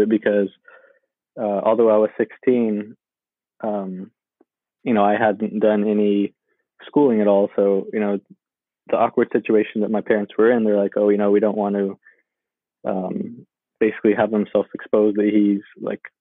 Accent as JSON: {"language": "English", "town": "Sacramento", "region": "California", "country": "United States", "tie": "born or raised there", "said": "I grew up in South Sacramento."}